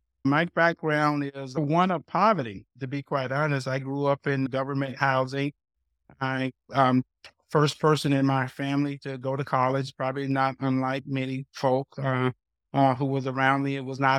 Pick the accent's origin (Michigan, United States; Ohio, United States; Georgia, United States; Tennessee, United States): Georgia, United States; Athens; I moved back down south. So I grew up right outside of Athens, Georgia.